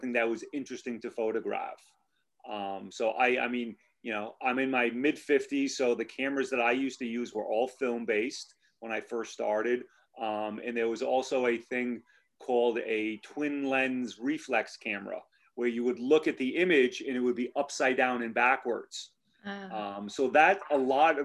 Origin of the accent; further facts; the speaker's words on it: Cranston, Rhode Island, United States; also born or lived in Narragansett, Rhode Island; I was born and raised in Cranston, Rhode Island, and I've lived in Narragansett for well over 20 years now.